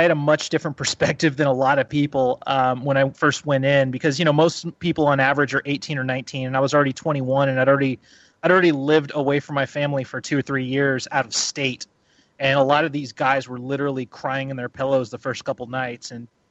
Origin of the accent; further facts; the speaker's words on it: California, United States; I grew up in Humboldt County, which is in Northern California, and I had what a lot of people would consider a tumultuous childhood.